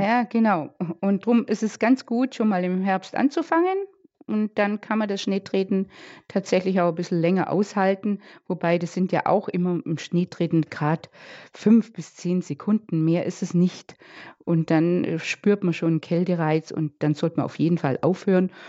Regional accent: Bad Wörishofen, Bavaria, Germany; bei uns in Bad Würreshofen

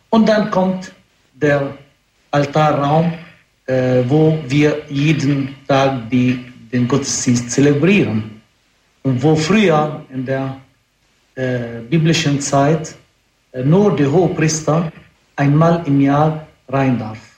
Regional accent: Lebanon; Ich bin doch äh, Araber, Christen. Ich komme aus dem Libanon selbst.

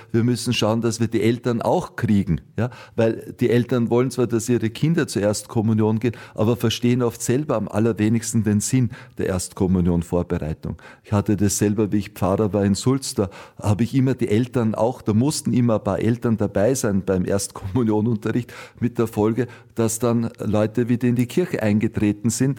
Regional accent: Austria; bei uns in Österreich

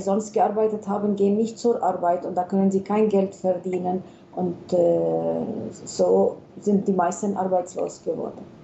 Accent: Palestine; wir sind Palästinenser

